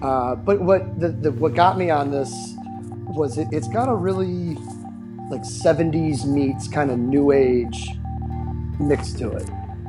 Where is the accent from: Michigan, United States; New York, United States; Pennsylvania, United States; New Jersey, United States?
Michigan, United States; Detroit; moved away; I'm originally from the Detroit area